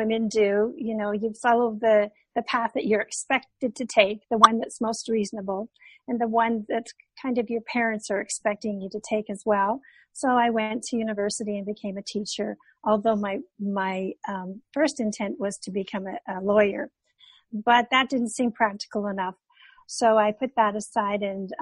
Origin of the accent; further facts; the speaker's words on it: Canada; moved away as an adult; now in California, United States; I'm originally from Canada